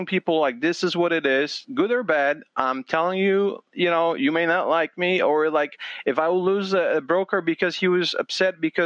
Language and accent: English; Poland; now in United States; I'm Polish American immigrant